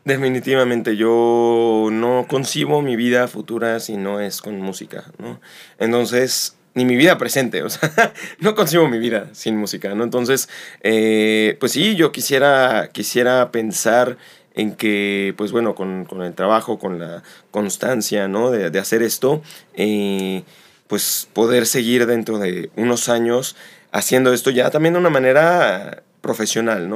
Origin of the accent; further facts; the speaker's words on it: Xalapa, Veracruz, Mexico; also born or lived in Mexico City; nací en Ciudad de México, me mudo acá a los ocho años y estando aquí en Jalapa